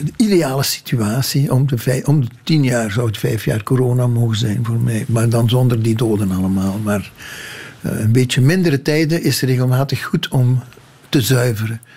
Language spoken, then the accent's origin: Dutch; Limburg, Flanders, Belgium; dat ik uit Limburg kom